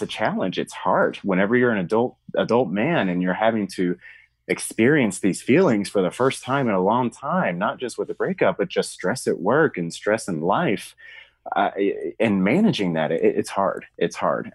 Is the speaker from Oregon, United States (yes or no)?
no; Arkansas, United States; I'm from the South, state of Arkansas, and I grew up in a very small town.